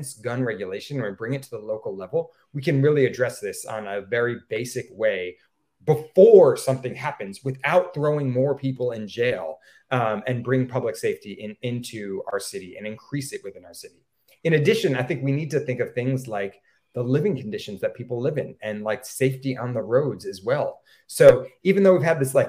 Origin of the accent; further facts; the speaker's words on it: Stamford, Connecticut, United States; now in New Haven, United States; I grew up in Stamford, Connecticut